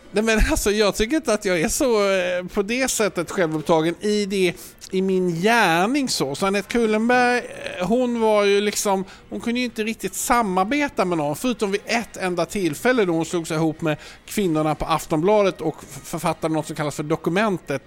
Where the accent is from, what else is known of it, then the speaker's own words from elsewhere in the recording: Malmö, Skåne, Sweden; now in Stockholm, Sweden; Jag kommer från Malmö